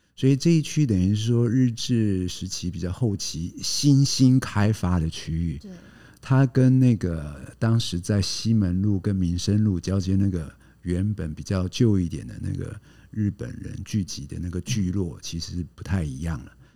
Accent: Chiayi, Taiwan; also born or lived in London, United Kingdom; now in Tainan, Taiwan; 我老家是在嘉义

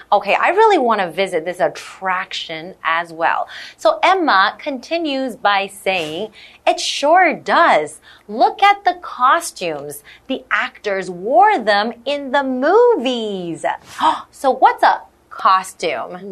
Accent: Ontario, Canada; I grew up in Canada, in yeah. Ontario, Canada.

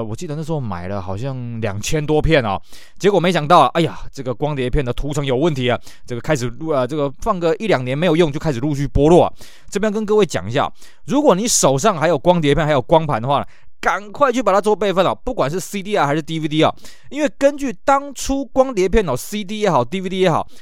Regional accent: Tainan, Taiwan; 这都是我们台南人以前喜欢去逛的一件小店

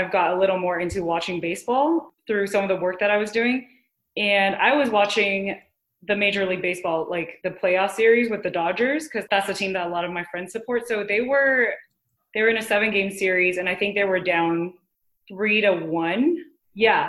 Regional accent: Taiwan; Growing up in Taiwan, obviously like mindfulness is kind of something I grew up with in my family

